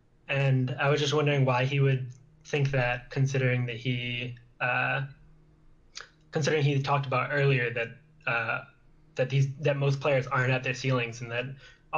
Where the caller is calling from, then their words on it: Urbana, Illinois, United States; I'm from Urbana, Illinois.